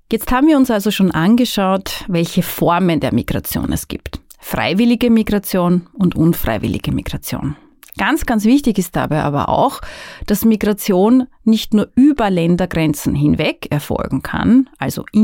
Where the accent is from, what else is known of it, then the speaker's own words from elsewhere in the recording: Burgenland, Austria; now in Vienna, Austria; Ich bin aus dem Burgenland nach Wien gezogen, wie sehr viele Menschen tatsächlich, und bin sozusagen Binnenmigrantin.